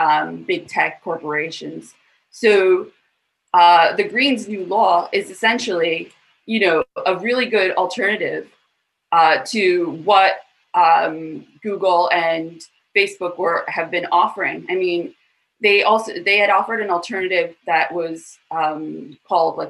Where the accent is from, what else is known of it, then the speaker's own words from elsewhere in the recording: Australia; we as Australians